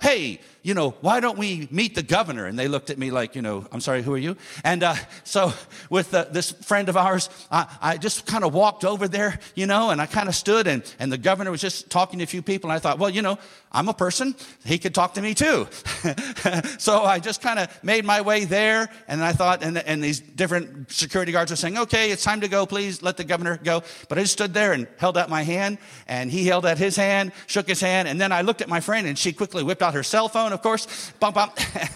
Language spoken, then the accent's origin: English; United States; my home state in America